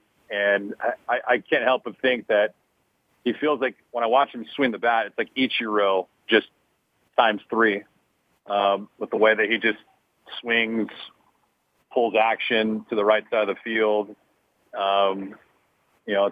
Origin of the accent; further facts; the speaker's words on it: Los Angeles, California, United States; I grew up in Los Angeles